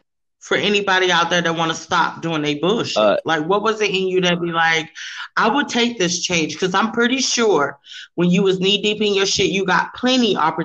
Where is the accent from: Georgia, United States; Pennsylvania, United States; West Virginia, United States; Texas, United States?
Georgia, United States; I grew up in Georgia in a small town